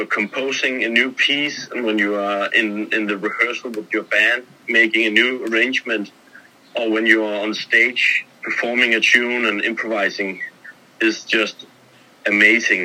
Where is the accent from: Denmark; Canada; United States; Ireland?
Denmark; Copenhagen, Capital Region of Denmark; I'm born and raised in Copenhagen, Denmark